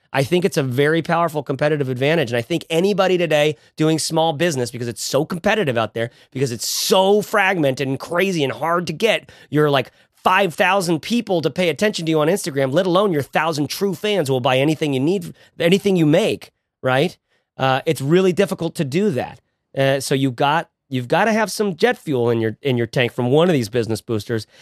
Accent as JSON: {"language": "English", "area": "Bay Area", "region": "California", "country": "United States", "said": "we're from the Bay Area"}